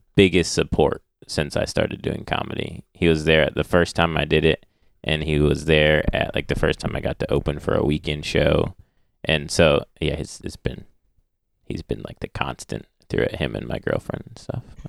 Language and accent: English; Michigan, United States; also born or lived in Ohio / Illinois; I moved up to Michigan with my family.